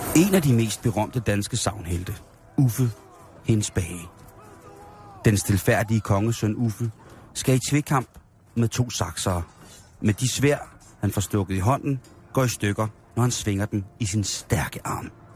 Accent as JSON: {"language": "Danish", "country": "Denmark", "said": "vi synes jo også som danskere"}